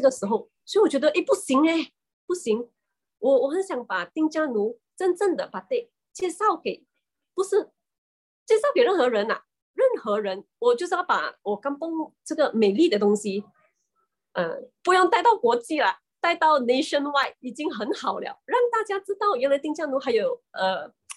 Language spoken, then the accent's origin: Chinese; Marang, Terengganu, Malaysia; 那个地方叫做，呃，班达马让。虽然它是叫 班达啦， 它， 但是它是很小的一个镇来的。那么我们的那边的村民都是以捕鱼为生。